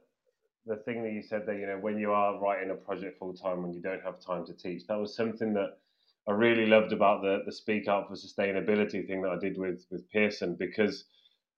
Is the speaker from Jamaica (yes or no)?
no; England, United Kingdom; accent: British English; I am English. I speak a very British English